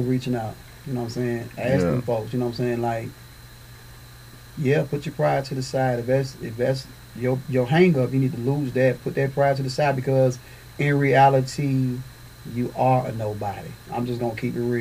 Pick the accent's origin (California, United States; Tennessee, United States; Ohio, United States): Tennessee, United States; Nashville; I'm from Nashville, Tennessee.